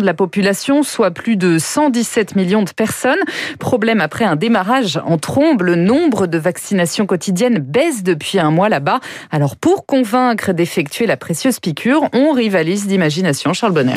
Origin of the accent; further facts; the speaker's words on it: France; chez nous, en France